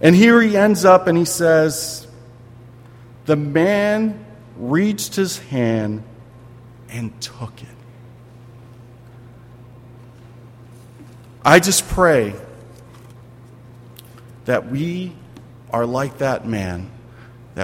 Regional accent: Philadelphia, Pennsylvania, United States; I'm from Philadelphia

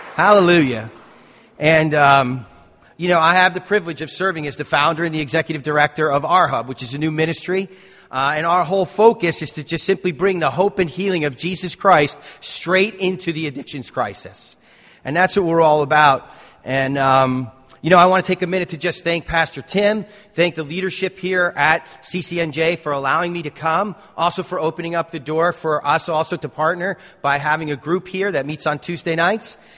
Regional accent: North Caldwell, New Jersey, United States; I grew up in Essex County. I grew up in North Caldwell.

